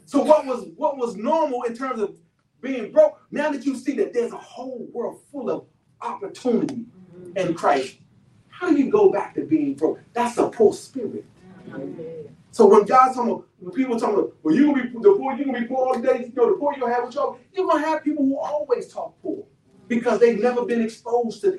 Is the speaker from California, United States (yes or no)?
no; Washington, District of Columbia, United States; I'm from Southeast Washington, D.C. One of the poorest areas in the District of Columbia.